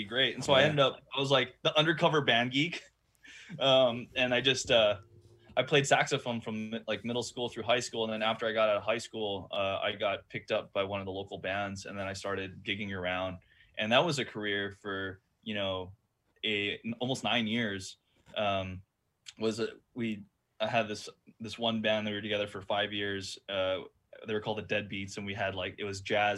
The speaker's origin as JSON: {"language": "English", "region": "Hawaii", "country": "United States", "tie": "born or raised there", "said": "growing up in Hawaii, I've enjoyed being an entertainer"}